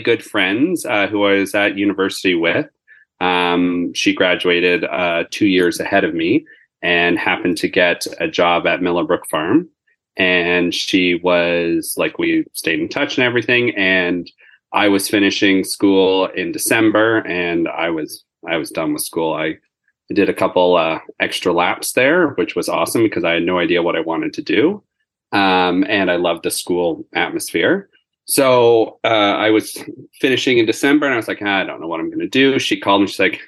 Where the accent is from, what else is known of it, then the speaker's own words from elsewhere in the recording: Markham, Ontario, Canada; I grew up in Markham